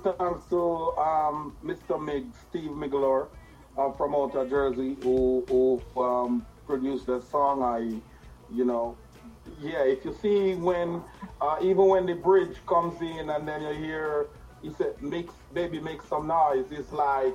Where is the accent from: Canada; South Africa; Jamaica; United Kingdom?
Jamaica; I'm a Rastaman from Yard